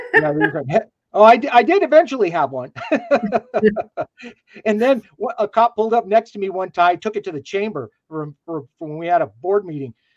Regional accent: New Mexico, United States; moved away as an adult; I'm I'm 13th generation New Mexican.

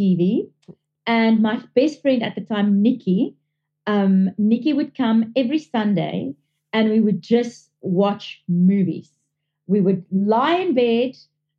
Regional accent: South Africa; I'm South African born, but my father is fully Italian

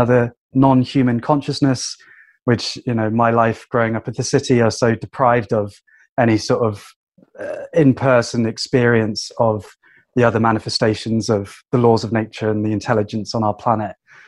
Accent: Wuhan, Hubei, China; English is a second language; I had absolutely no idea that my hometown would be locked down and it would turn into a global pandemic.

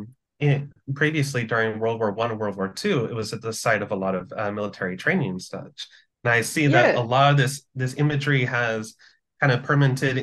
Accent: Philippines; my hometown, the Philippines

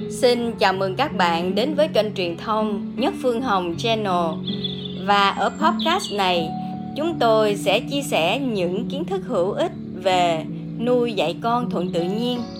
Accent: Phú Xuyên, Hanoi, Vietnam; mình đến từ Phú Xuyên.

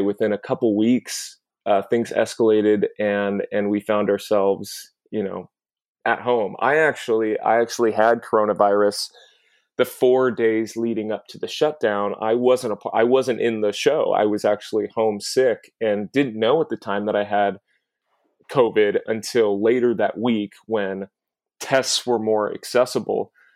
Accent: Southern California, United States; moved away as an adult; now in New York, United States; I grew up in Southern California. I've been living in New York now for ten years.

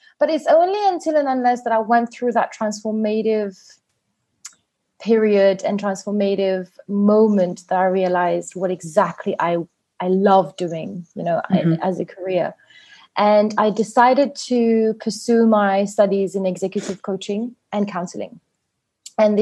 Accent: Mauritius; also born or lived in England; I am from Mauritius, a very hot summery island. I was born here. I've always been here.

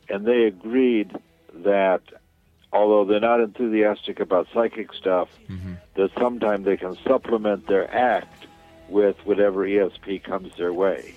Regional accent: New York, United States; now in California, United States; So I grew up in New York

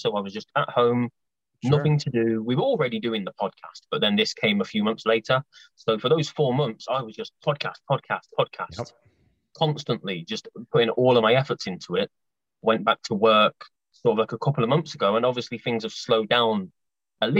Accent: Coventry, West Midlands, United Kingdom; I'm from Coventry, near Birmingham, in the Midlands, in England, in the UK.

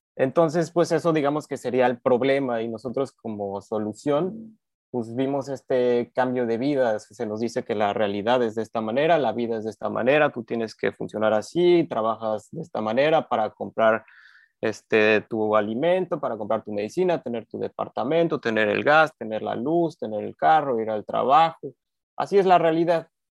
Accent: Cuernavaca, Morelos, Mexico; now in Yucatán, Mexico; yo mexicano, eh, crecí la infancia, digamos, porque uno continúa creciendo todo el tiempo en Cuernavaca, Morelos.

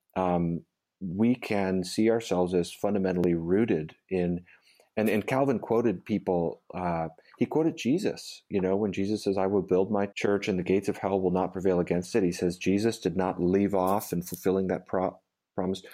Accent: United States; as an American evangelical

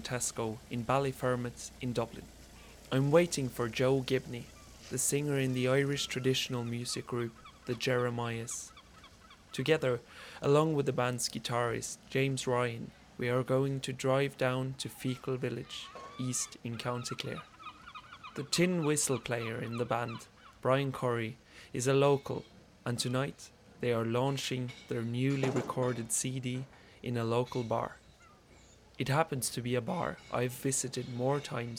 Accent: Norway; born and raised in the Norwegian lands of ice and snow by native parents

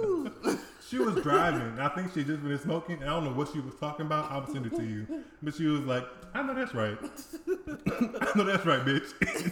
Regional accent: St. James Parish, Louisiana, United States; also born or lived in Donaldsonville, Louisiana; I was raised in St. James.

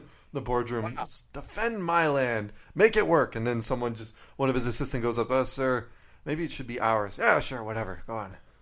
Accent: Canada; I'm Canadian

